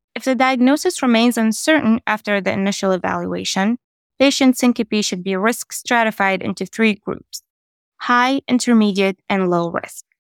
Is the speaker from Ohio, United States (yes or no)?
yes; Columbus, Ohio, United States; I'm from Columbus, Ohio